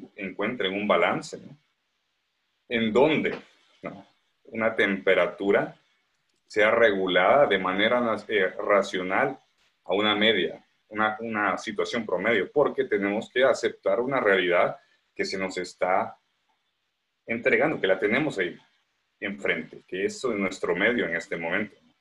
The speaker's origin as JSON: {"language": "Spanish", "country": "Guatemala", "said": "somos guatemaltecos, somos impulsivos"}